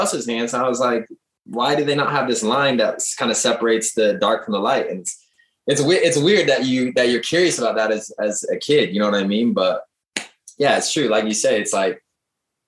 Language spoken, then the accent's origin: English; Seattle, Washington, United States; moved away as an adult; also born or lived in England / Turkey; I'm from Seattle